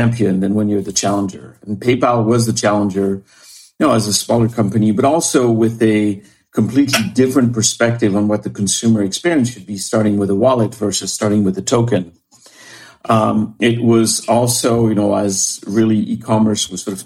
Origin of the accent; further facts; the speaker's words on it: France; moved away as an adult; also born or lived in Paris, France; now in Bainbridge Island, United States; I was born and raised in France